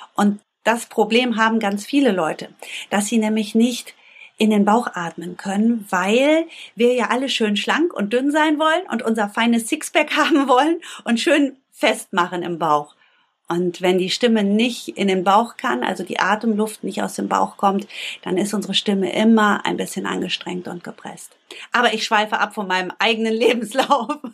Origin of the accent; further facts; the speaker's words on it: Bünde, North Rhine-Westphalia, Germany; Ich komme aus Bünde. Bünde ist eine ganz kleine Stadt zwischen Wiengebirge und Teutoburger Wald. Klingt beschaulich, ist beschaulich. Dort bin ich aufgewachsen